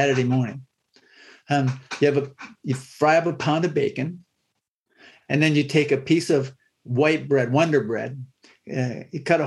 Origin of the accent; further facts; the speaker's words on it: Waterford, Pennsylvania, United States; I grew up in Northwest Pennsylvania in a small rural farming community, a town named Waterford. It's just south of Erie, Pennsylvania